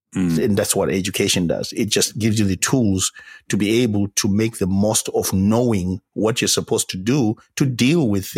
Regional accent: Zimbabwe; I am from Zimbabwe, if people can find it on a map.

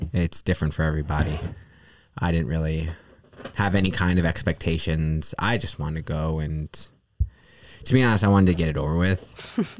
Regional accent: New York, United States; also born or lived in Peru; I'm from New York, New York, uh, specifically

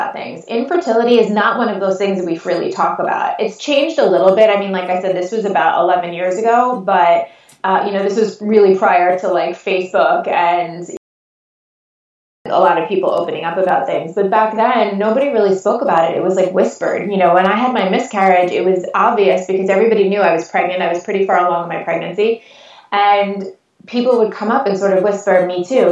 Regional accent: North Shore of Long Island, New York, United States; accent: Long Island; I'm born and raised in New York

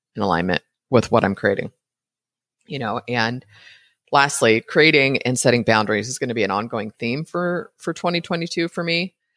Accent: Brentwood, California, United States; moved away as an adult; now in Costa Rica; I grew up in the Bay Area

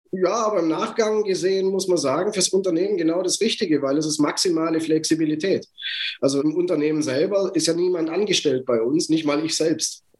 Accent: Germany; ich bin deutsch, ich bin in Deutschland geboren, ich bin in Deutschland aufgewachsen

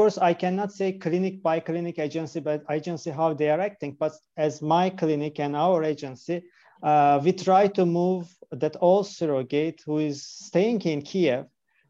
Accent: Turkey; English is a second language; moved away as an adult; now in Kyiv, Ukraine; Actually, I am originally from Turkey.

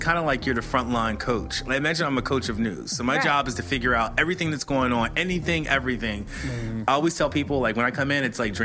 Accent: Philadelphia, Pennsylvania, United States; Philly is my hometown

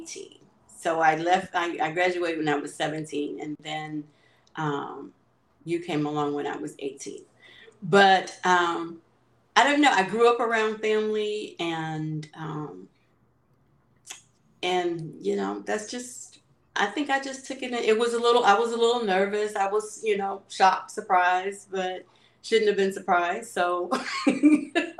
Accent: Hayti, Missouri, United States; moved away as an adult; also born or lived in Caruthersville / California; growing up in Hayti and going to be in Hayti and Cartersville

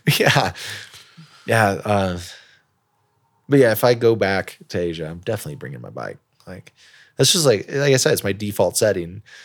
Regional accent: Elkhart, Indiana, United States; moved away as an adult; also born or lived in China; back to my hometown of Elkhart, Indiana

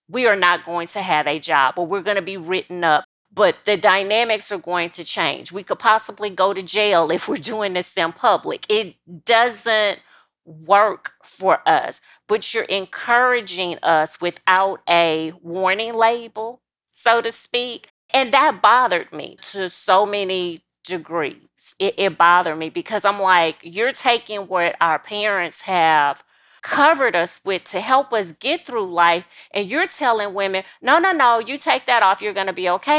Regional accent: South Louisiana, United States; South Louisiana. So I'm sixty miles outside of New Orleans and thirty miles from the state capital of Louisiana, which is Baton Rouge

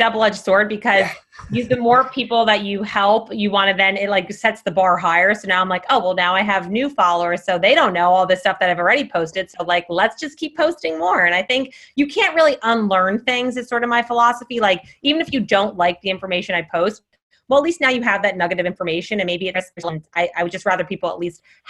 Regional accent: East Coast, United States; I think that's partially growing up on the East Coast too

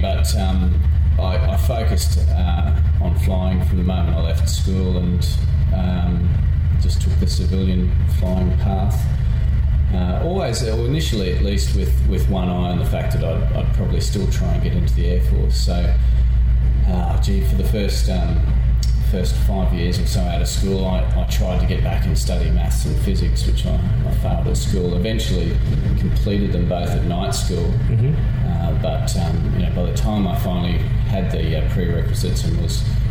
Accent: Sunshine Coast, Queensland, Australia; I grew up on the Sunshine Coast

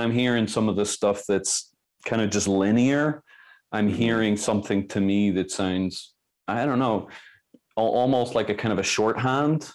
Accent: Belfast, Northern Ireland, United Kingdom; I'm from Belfast

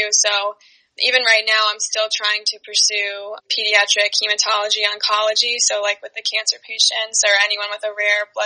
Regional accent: Long Island, New York, United States; we're from Long Island

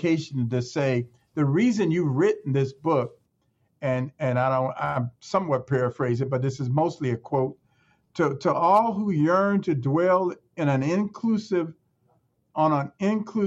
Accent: Chicago, Illinois, United States; I grew up in Chicago in the inner city

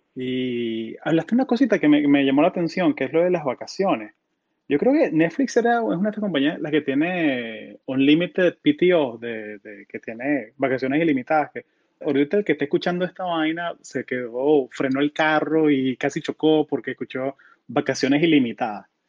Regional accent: Colombia; also born or lived in Florida; now in Silicon Valley, United States

